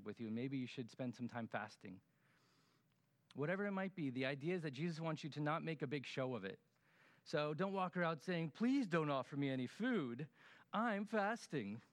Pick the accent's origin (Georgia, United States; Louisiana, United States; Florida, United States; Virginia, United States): Florida, United States; us Floridians